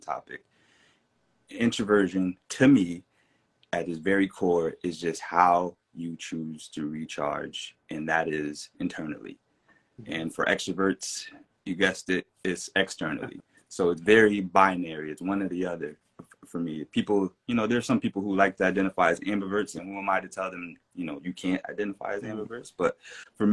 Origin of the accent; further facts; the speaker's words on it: Fayetteville, North Carolina, United States; moved away as an adult; also born or lived in Connecticut; I am originally from North Carolina, Fayetteville, North Carolina